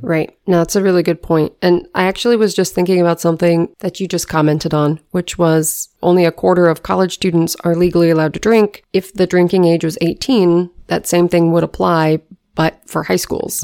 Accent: Washington, United States; growing up in Washington State

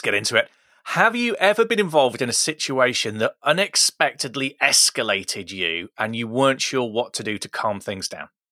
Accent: Midlands, United Kingdom; I pronounced it tooth. I'm from the Midlands. That's how we say it.

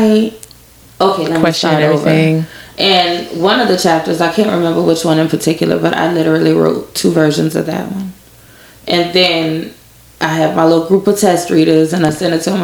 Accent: Lafayette, Louisiana, United States; I'm from Lafayette. Went to Northside High, graduated in 2004.

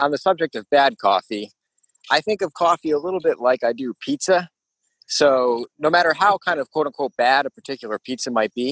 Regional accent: Northeast, United States; I grew up in the Northeast alongside you two

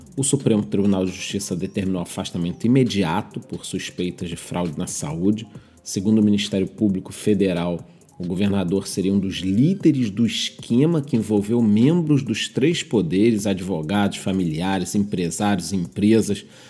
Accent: Rio de Janeiro, Brazil; Como carioca, eu

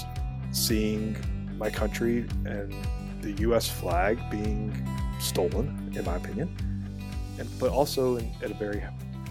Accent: Jackson, Mississippi, United States; moved away; was born in Jackson, Mississippi. Grew up in Jackson in the 1980s and 90s

